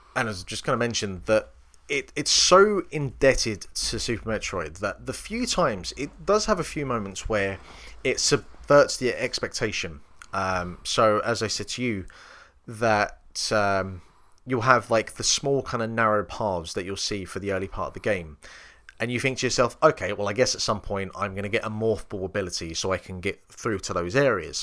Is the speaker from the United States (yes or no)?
no; England, United Kingdom; me being English